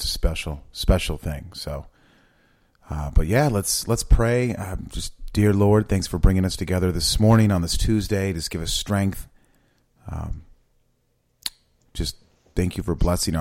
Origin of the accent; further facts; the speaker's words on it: Eugene, Oregon, United States; I'm from Eugene, Oregon